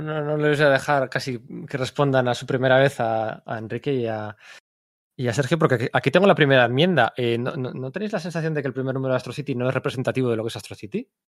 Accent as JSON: {"language": "Spanish", "town": "Bilbao", "region": "Basque Country", "country": "Spain"}